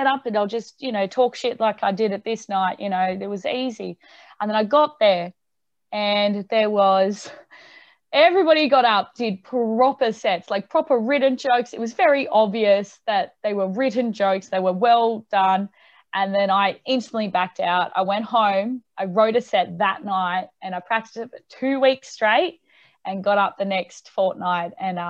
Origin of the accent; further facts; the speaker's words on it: Tamworth, New South Wales, Australia; now in Newcastle, Australia; So I moved to Newcastle just so I had more opportunities to gig and then do original music and all that sort of stuff.